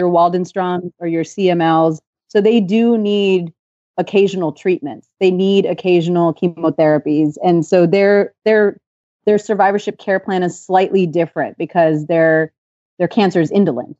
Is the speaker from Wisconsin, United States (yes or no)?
no; just outside of Los Angeles, California, United States; I grew up in California, just outside of Los Angeles in the eighties and nineties.